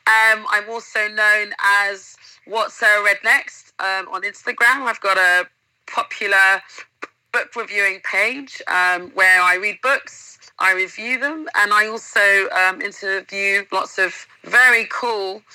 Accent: London, United Kingdom; moved away as an adult; also born or lived in Uganda / Samoa; now in Fiji; my parents moved to England when I was 1.5. So I pretty much grew up in London

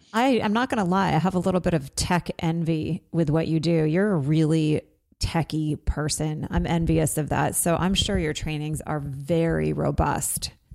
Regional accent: Vermont, United States; I'm from Vermont.

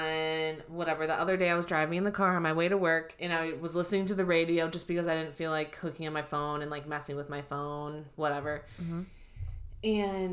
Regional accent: Hobart, Indiana, United States; Indiana. And they're like, okay, what city? And I'm like, Hobart, Indiana.

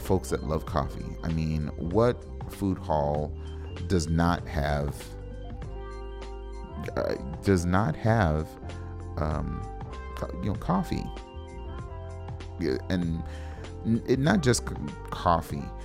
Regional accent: West Coast, United States; now in Minneapolis, United States; I'm from the West Coast

